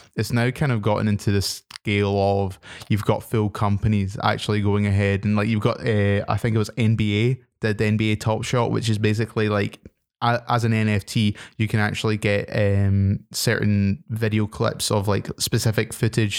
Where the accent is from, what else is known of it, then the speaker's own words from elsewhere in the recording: Scotland, United Kingdom; being a Scottish person myself